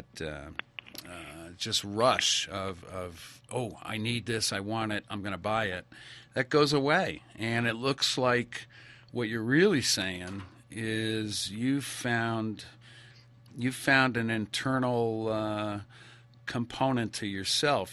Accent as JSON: {"language": "English", "region": "New England", "country": "United States", "tie": "born or raised there", "moved": "as an adult", "lives_now": "Idaho, United States", "said": "I grew up in New England."}